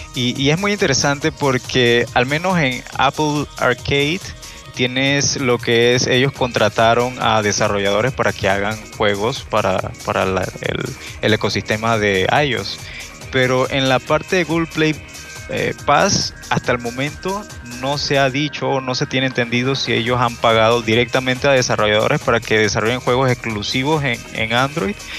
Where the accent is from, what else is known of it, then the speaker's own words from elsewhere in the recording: Chiriquí, Panama; yo soy de Panamá, soy de esta hermosa tierrita. Eh, soy de una provincia que se llama Chiriquí